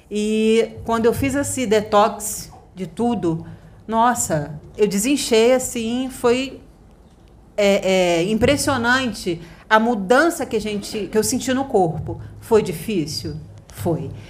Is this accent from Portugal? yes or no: yes; Portugal; Eu sou português.